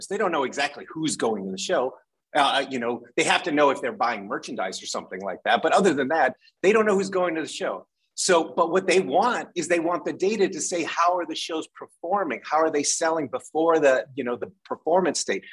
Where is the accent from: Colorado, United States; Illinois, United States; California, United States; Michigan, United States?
Michigan, United States; Detroit; I'm from Detroit